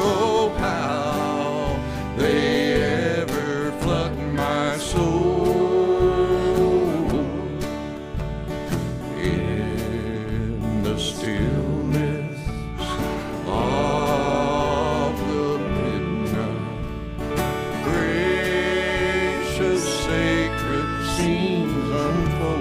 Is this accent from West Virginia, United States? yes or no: yes; Clay County, West Virginia, United States; my childhood and growing up in Clay County, West Virginia